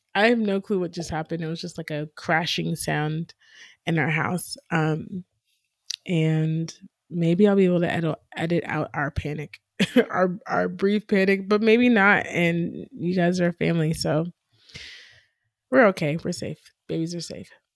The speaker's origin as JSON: {"language": "English", "town": "Canton", "country": "United States", "tie": "born or raised there", "said": "we grew up in Canton"}